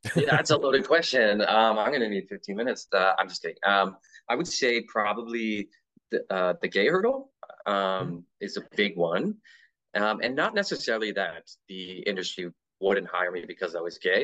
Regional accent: Canada; being Canadian

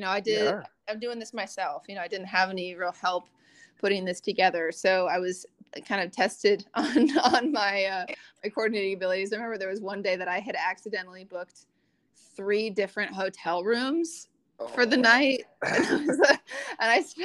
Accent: Des Moines, Iowa, United States; also born or lived in Oregon; now in Nashville, United States; my hometown in Des Moines

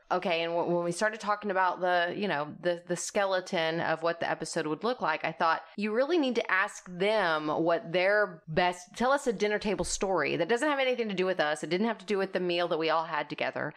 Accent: South Texas, United States; I am from South Texas

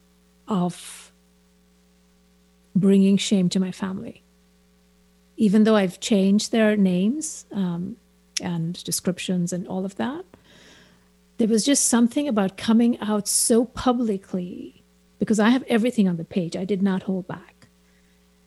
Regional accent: India; moved away as an adult; also born or lived in New York; now in San Francisco Bay Area, United States; I'm very Indian, and I'm also very not Indian. And it's, I think being an immigrant

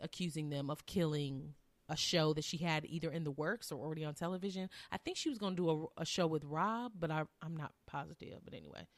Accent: Southern Illinois, United States; now in Tennessee, United States; We are from Southern Illinois

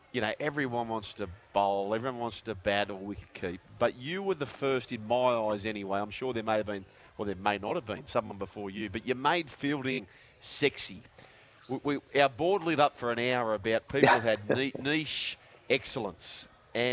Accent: Australia; For us as Australians

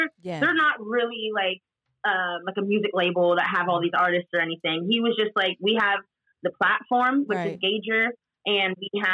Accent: Petaluma, California, United States; I'm from Petaluma. Like it's from the Bay Area, but they don't call over here the Bay Area. We're the country.

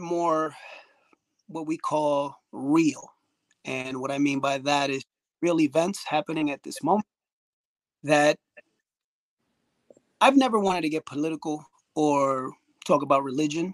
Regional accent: New York City, New York, United States; the people that I grew up with, growing up in Washington Heights, Bronx

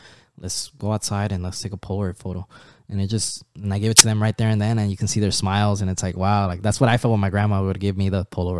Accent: Anaheim, California, United States; since then I've been here in the United States, growing up in Anaheim, Placencia, like that area.

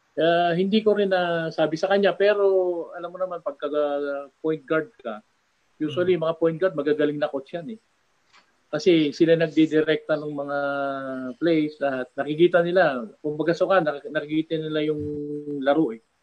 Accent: Cuyapo, Central Luzon, Philippines; nung bata ako dito, sa bayan namin sa Kuya po, parang ganitong oras, ganyan, madilim, palaging walang ilaw

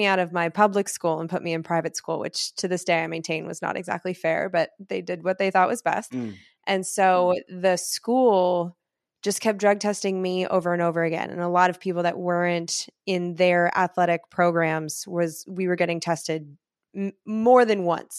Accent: Irvine, California, United States; also born or lived in Oakland; So I'm not really from Oakland, even though I did live there for the last 6 years. So that's not inaccurate. I have Oakland in my soul for sure. But I was raised in Irvine, which is a Republican, relatively rich area.

